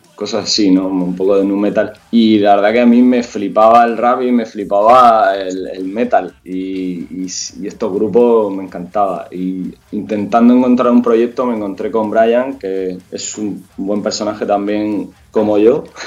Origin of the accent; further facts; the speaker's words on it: Hellín, Albacete, Castilla-La Mancha, Spain; now in Murcia, Spain; yo soy de Jin, vivo, bueno, vivía en Albacete Jin y, vine a Murcia a vivir